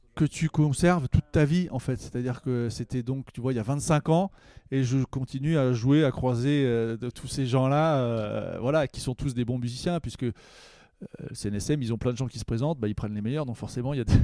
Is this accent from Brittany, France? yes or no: no; Herblay-sur-Seine, Île-de-France, France; je viens d'Herblay, euh, une ville qui s'appelle Herblay-sur-Seine maintenant